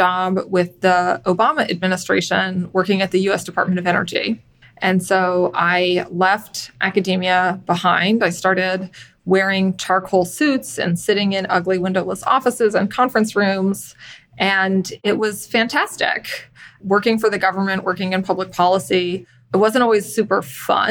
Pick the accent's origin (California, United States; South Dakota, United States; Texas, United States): California, United States; San Francisco Bay Area; moved away as an adult; also born or lived in Washington, D.C.; I'm originally from the San Francisco Bay Area